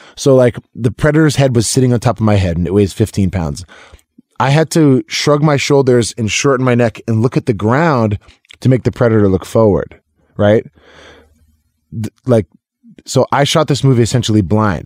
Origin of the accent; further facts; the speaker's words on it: Lexington, Massachusetts, United States; I'm from Lexington, Massachusetts